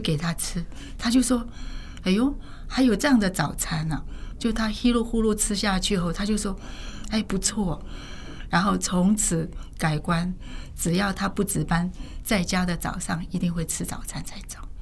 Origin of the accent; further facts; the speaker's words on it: South Korea; moved away as an adult; also born or lived in northern China (ancestry); now in Taiwan; 我是正好出生在韩国